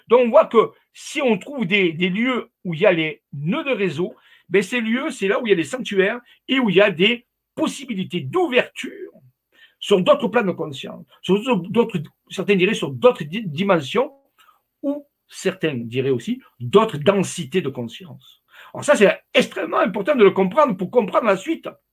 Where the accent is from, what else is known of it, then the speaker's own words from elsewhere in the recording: Arles, Provence-Alpes-Côte d'Azur, France; je suis d'Arles, moi, ma famille est d'Arles à l'origine